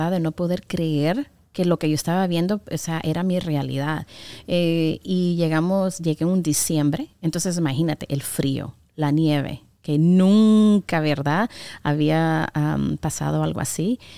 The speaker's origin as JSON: {"language": "Spanish", "country": "Honduras", "said": "Pues fíjate que, eh, sí, como tú dijiste, soy catr"}